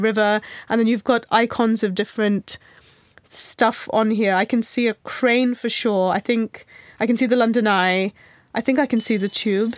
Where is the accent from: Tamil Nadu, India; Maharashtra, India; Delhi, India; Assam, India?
Maharashtra, India; Mumbai; I grew up in Mumbai